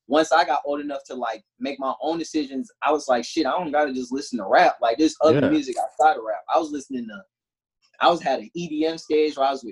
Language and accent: English; Charlotte, North Carolina, United States; also born or lived in Columbus, Ohio; I've been in Charlotte all my life from there, since two